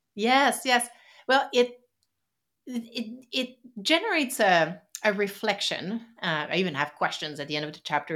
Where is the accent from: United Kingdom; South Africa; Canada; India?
Canada; Quebec City, Quebec; first language French; English is a second language; moved away as an adult; also born or lived in West Coast of Canada; originally, I'm, uh, from Quebec City on the East Coast in Canada